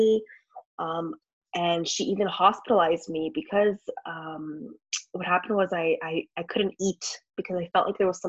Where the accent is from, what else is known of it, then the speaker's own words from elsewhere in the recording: Canada; also born or lived in Montreal; I live in Montreal. I'm from Canada.